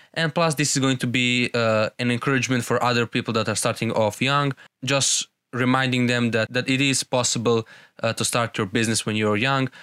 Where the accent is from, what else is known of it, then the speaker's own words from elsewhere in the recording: Serbia; I'm from Serbia